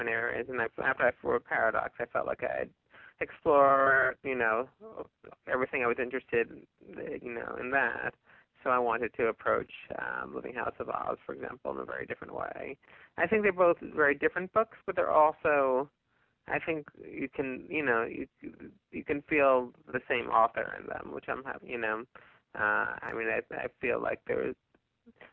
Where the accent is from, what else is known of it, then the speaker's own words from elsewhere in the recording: New Jersey, United States; also born or lived in Baltimore; now in New York, United States; I grew up in New Jersey.